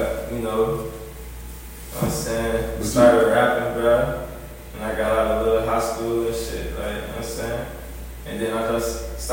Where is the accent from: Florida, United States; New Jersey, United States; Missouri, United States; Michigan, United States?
Florida, United States; Homestead; now in Miami, United States; I'm from down there too